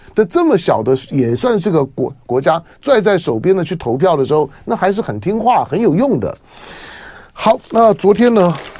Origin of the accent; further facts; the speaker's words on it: Taiwan; 身为台湾人士